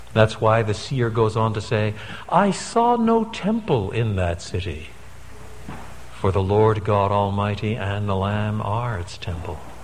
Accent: Canada; moved away; I'm a Canadian by birth

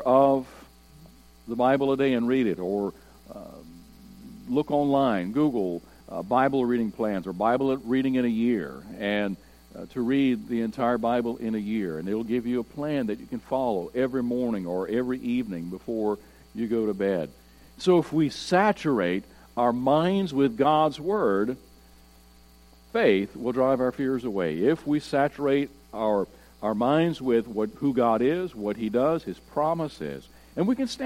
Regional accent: United States; we are Americans

